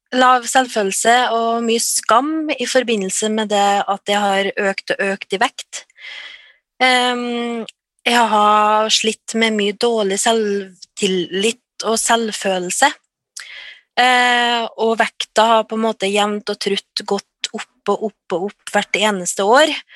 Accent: Trøndelag, Norway; ja jeg er trønder. Eh, jeg er bosatt litt utafor Trondheim

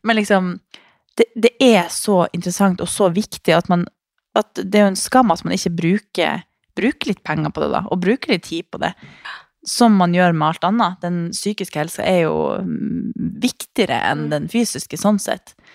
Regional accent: Harstad, Troms, Norway; moved away; Jeg må hjem til nord

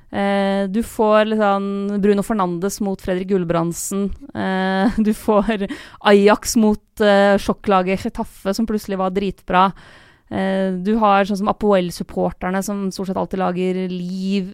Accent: Lillehammer, Innlandet, Norway; moved away as an adult; now in Oslo, Norway; Jeg har jo bodd i Oslo eh, i ti år nå, eh, og har ingen planer om å flytte tilbake til Lillehammer

